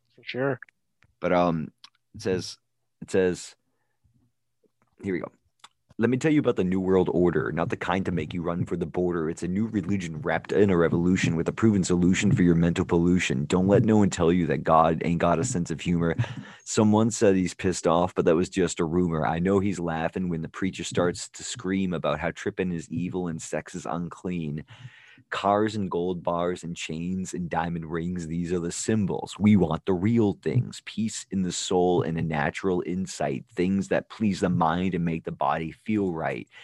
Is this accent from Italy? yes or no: no; United States; I'm an American